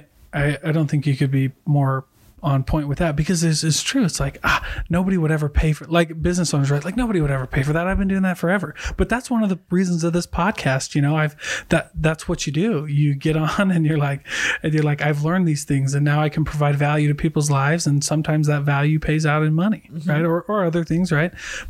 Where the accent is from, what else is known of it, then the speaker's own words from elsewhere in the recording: Hawaii, United States; also born or lived in Iowa; now in Utah, United States; before I moved to Utah, cause I'm not originally from here. I lived in Iowa and I'm Hawaiian.